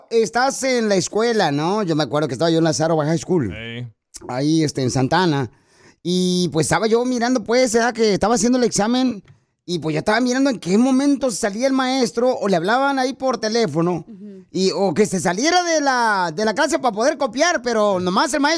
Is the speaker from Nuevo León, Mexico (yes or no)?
no; Jalisco, Mexico; now in United States; porque aquí venimos de Jalisco a Estados Unidos.